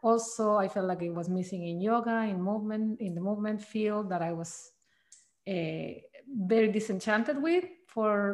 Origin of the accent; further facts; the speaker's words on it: Chile; moved away as an adult; now in Mendocino Coast, United States; I'm originally from Chile, South America